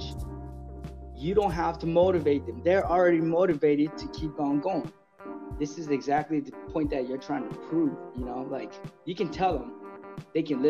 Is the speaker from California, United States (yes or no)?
yes; San Diego, California, United States; growing up in City High here in San Diego